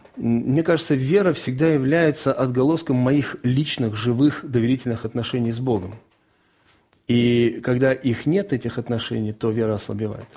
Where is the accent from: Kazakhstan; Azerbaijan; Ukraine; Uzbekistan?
Azerbaijan; Baku; moved away; also born or lived in Rostov Oblast, Russia; я жил в Баку, я родился в Баку, и в 1987 году начались межнациональные трения, и в 1989 году мы всей семьей вынуждены были уехать из города.